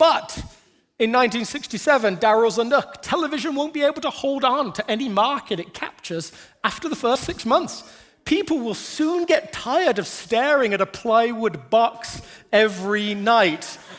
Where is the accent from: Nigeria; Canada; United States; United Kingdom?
United Kingdom; England; When I was growing up in England, there was a lottery